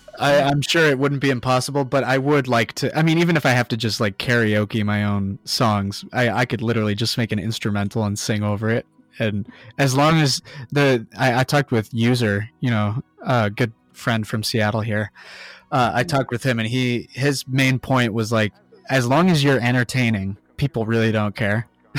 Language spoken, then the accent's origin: English; Thailand; because I grew up in Thailand, every summer we'd go back to the States, or every other year we'd go back to the States